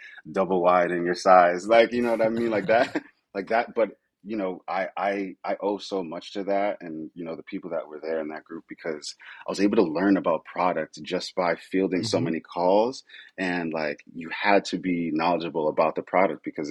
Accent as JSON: {"language": "English", "region": "Connecticut", "country": "United States", "moved": "yes", "said": "I'm from Connecticut, back home in Connecticut."}